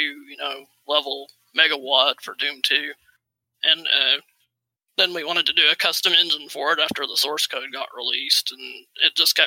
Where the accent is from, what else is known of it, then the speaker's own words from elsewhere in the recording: Oklahoma, United States; accent: southern; I am from Oklahoma.